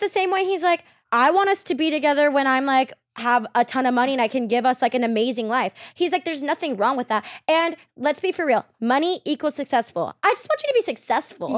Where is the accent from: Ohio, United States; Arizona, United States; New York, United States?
Arizona, United States; Queen Creek; I grew up in, like, Arizona, like, Queen Creek area